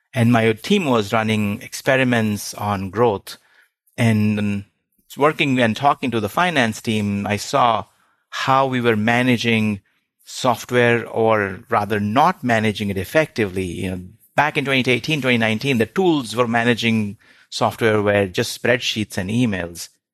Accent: India; moved away as an adult; I grew up in India, did my undergrad there

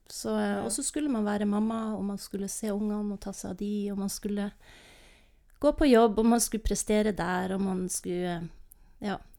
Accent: Northern Norway, Norway; also born or lived in Lofoten / Vesterålen / Bodø / Namsos; now in Tromsø, Norway; Men jeg er nordnorsk og trives i Nord-Norge.

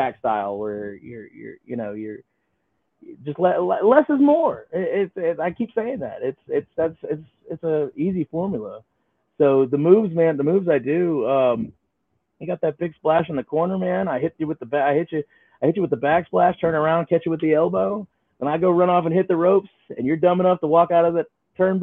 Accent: Atlanta, Georgia, United States; also born or lived in Milledgeville, Georgia; some guys that I grew up with back in Atlanta

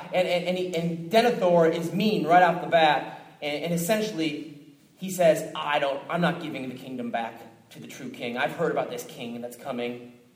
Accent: Minneapolis, Minnesota, United States; moved away; I came from Minneapolis, Minnesota originally

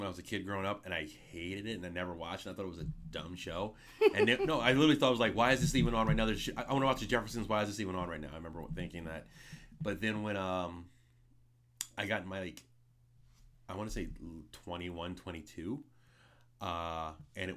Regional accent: Philadelphia, Pennsylvania, United States; My school was actually very interesting growing up in Philadelphia

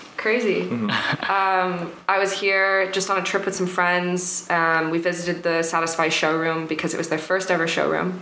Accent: New York, New Jersey, United States; moved away as an adult; also born or lived in London, United Kingdom; now in France; I'm actually from London originally, and then I grew up in the states in uh, New Jersey, New York.

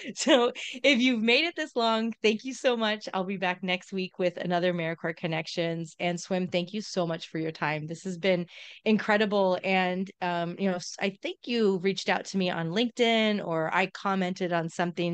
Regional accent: Southern California, United States; moved away; I grew up in Southern California

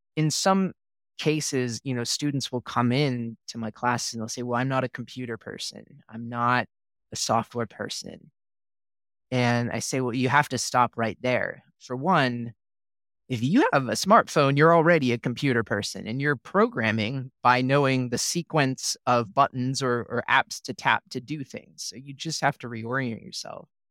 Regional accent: Oregon, United States; moved away as an adult; also born or lived in Minnesota / Texas; I'm from Oregon originally, did my undergrad at the University of Oregon

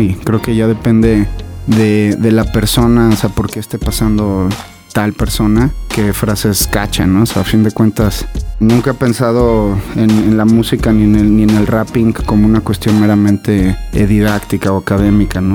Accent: Mexico; los mexas sobre todo vivimos

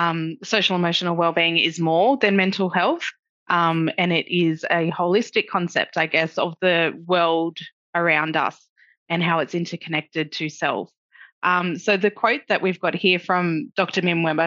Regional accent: Lismore, New South Wales, Australia; I'm a Wiradjuri woman. I'm born and raised on Widjibal Wiradjuri country, which is where I'm zooming in from tonight. It's also known as Lismore. In the Northern Rivers of New South Wales, which is Bundjalung Nation.

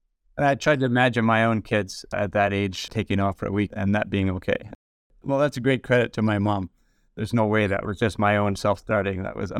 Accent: Vancouver, British Columbia, Canada; born there; also born or lived in Edmonton; I was born in the mid-60s in Vancouver General Hospital. Then our family moved. I was in Edmonton for a little while.

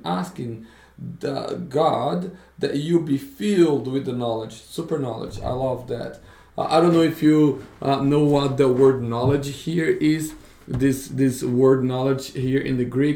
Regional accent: Brazil; moved away; growing up in Brazil.

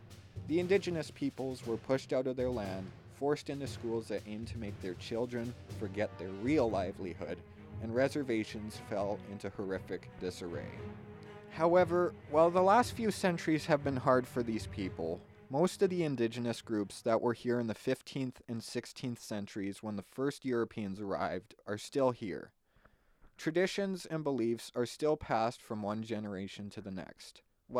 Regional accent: Canada; I, as a Canadian

